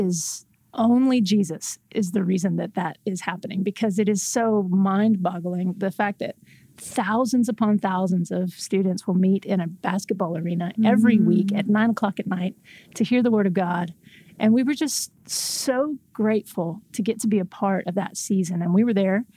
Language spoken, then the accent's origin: English; Texas, United States; moved away as an adult; now in Washington, D.C., United States; My husband and I moved here with our three kids about 5 years ago. And we're from Texas originally